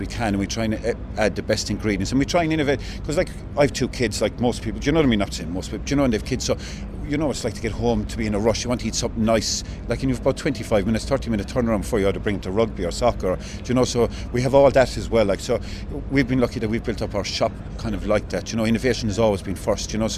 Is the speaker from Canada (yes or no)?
no; Newcastle West, Munster, Ireland; moved away as an adult; also born or lived in Australia / London; I'm from Newcastle West originally